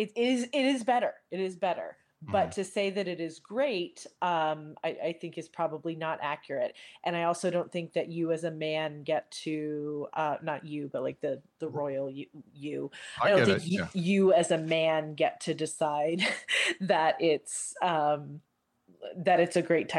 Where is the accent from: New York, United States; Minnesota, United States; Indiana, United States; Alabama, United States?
Indiana, United States; Indianapolis; I'm from Indianapolis